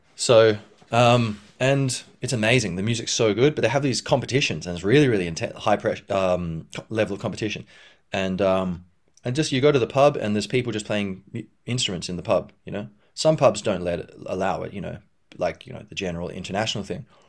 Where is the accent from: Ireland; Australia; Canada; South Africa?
Australia; Perth, Western Australia; I grew up in Perth, Western Australia